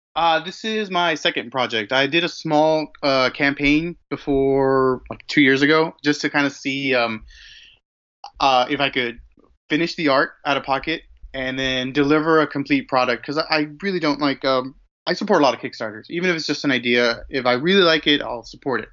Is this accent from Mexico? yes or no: yes; Mexico; I was born and raised in Mexico